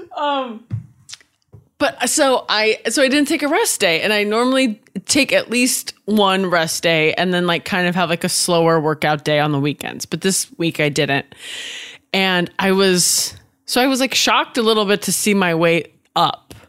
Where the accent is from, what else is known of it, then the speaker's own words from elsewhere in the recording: Washington, United States; also born or lived in Oregon / Nashville; now in California, United States; I was born in Oregon, raised in Washington. Now I live in California